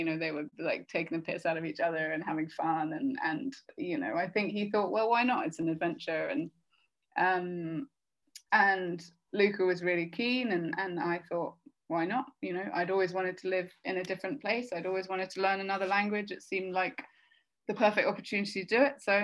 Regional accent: Devonshire, South West England, United Kingdom; accent: West Country; moved away as an adult; also born or lived in London; now in Sardinia, Italy; I grew up in Devonshire

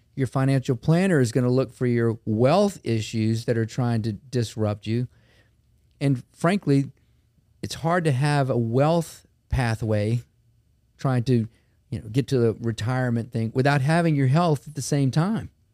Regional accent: Baton Rouge, Louisiana, United States; I grew up in Baton Rouge, been here my whole life

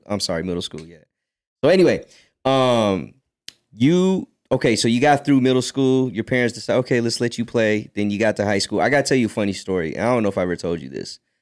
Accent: United States; also born or lived in Philippines; I was born in the Philippines and I grew up in America

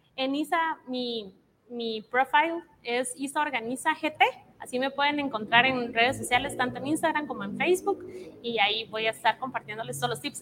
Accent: Costa Rica; moved away as an adult; now in Guatemala; Yo soy costarricense. Entonces, hace tres me vine a vivir a Guate

